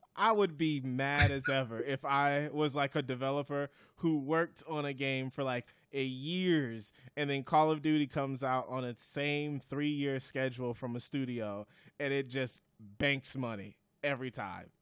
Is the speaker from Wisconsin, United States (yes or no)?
yes; Wisconsin, United States; I'm from Wisconsin